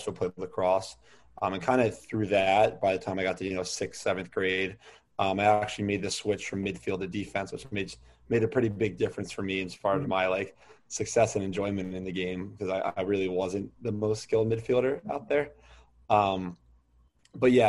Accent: Towson, Maryland, United States; growing up in Towson, all my neighbors played

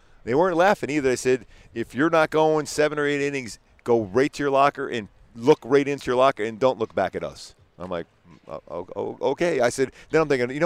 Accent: Philadelphia, Pennsylvania, United States; where I grew up in Philly, that's what we always did, playing stickball and stuff.

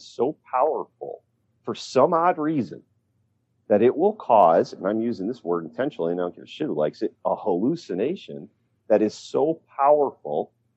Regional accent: Pennsylvania, United States; my home state of Pennsylvania

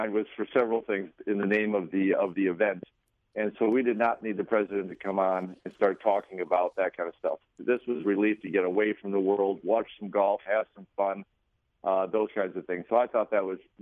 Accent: Florida, United States; growing up in Florida

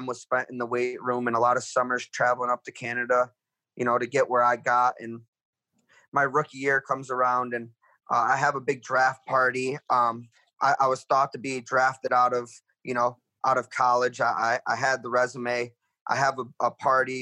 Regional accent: an hour from Buffalo, New York, United States; here I am in Buffalo, New York, an hour away from where I grew up

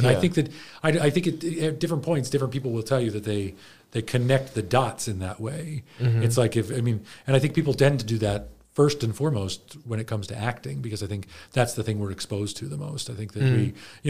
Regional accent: Baltimore, Maryland, United States; I grew up in Baltimore, or just mm-hmm. outside of Baltimore

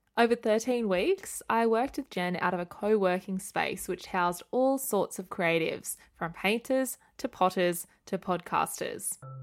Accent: Australia; my hometown on the south coast

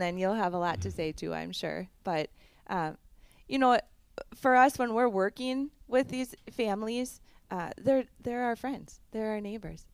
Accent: Barron County, Wisconsin, United States; also born or lived in Chippewa Valley, Wisconsin; I grew up in Barron County

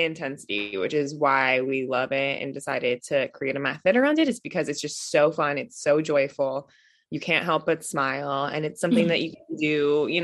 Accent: Westchester, New York, United States; now in Brooklyn, United States; I'm from New York. I grew up in Westchester and I live in Brooklyn.

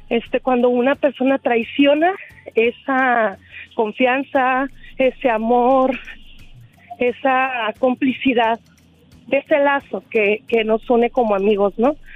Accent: Guadalajara, Jalisco, Mexico; de Guadalajara.

